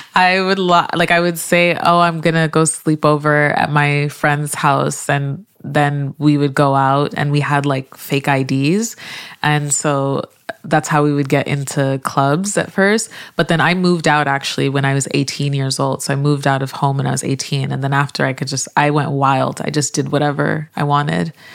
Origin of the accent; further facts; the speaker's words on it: Montreal, Quebec, Canada; moved away as an adult; also born or lived in Nigeria / Vancouver; now in Toronto, Canada; I am Canadian. I grew up in Montreal and I live in Toronto now